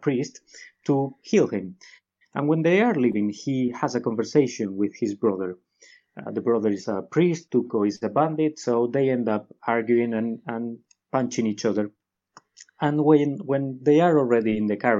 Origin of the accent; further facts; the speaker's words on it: Guadalajara, Castilla-La Mancha, Spain; it's a small town called Guadalajara, which is 1 hour away from Madrid. It's my hometown